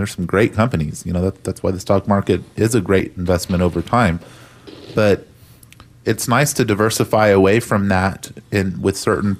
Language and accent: English; Texas, United States; being a Texan, if you're listening to this, I think we sometimes just take it for granted that, you know, Texas is, it's been an amazing real estate market for some time now